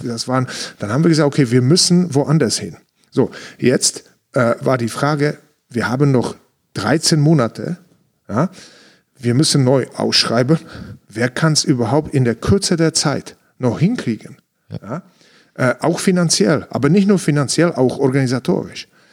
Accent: Ostrava, Moravian-Silesian Region, Czechia; German is a second language; moved away as an adult; also born or lived in Frankfurt, Germany; now in Munich, Germany; in Ostrava in meiner Heimatstadt

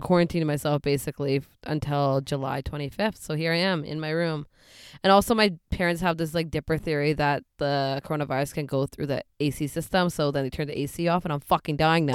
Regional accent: Surrey, British Columbia, Canada; also born or lived in Delta, British Columbia; Grew up in Delta and Surrey

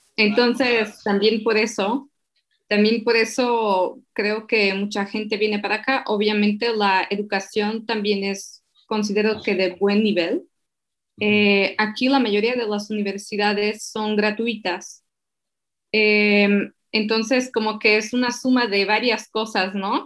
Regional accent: Slovakia; Spanish is a second language; moved away; also born or lived in Mexico; soy de Eslovaquia

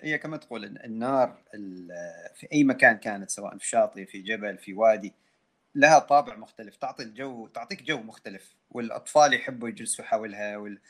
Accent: Oman

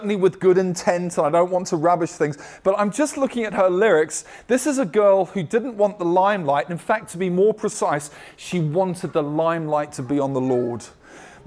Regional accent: United States; as American Christians

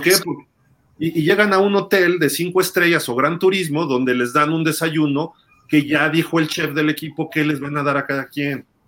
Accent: Mexico City, Mexico; yo te lo digo como chilango

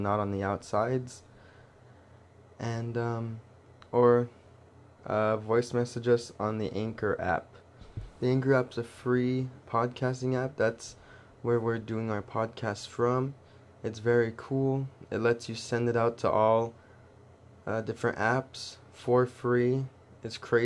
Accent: California, United States; we're born and raised in California

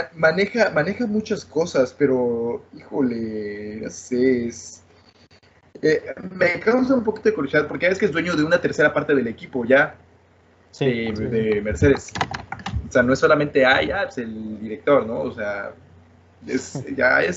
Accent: Mexico; yo como mexicano

